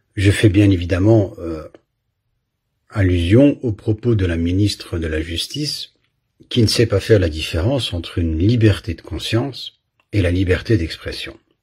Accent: Belgium; j'ai grandi en Belgique

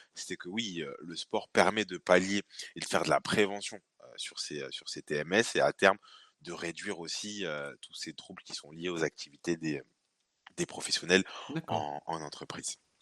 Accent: Bordeaux, Nouvelle-Aquitaine, France; donc moi bordelais, euh, bordelais d'origine, puisque je suis né ici à, à Pellegrin, pas très loin de mes, de locaux puisque je suis maintenant basé à, à Mariadec. Euh, donc j'ai fait toute ma, scolarité ici sur, sur Bordeaux

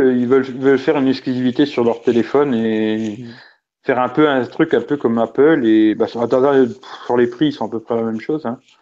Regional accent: France; chez nous en France

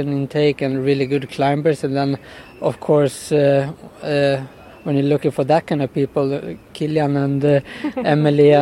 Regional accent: Borlänge, Dalarna County, Sweden; now in Åre, Sweden; I live in Åre right now, but yeah. I'm born and raised in Borlänge, like a bit more south.

